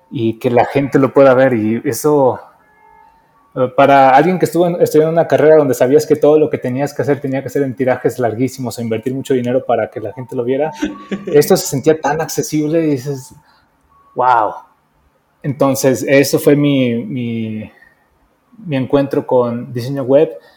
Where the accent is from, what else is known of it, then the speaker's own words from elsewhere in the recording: Mexico; also born or lived in Mexico City; soy un diseñador mexicano, estoy viviendo ahorita en Ciudad de México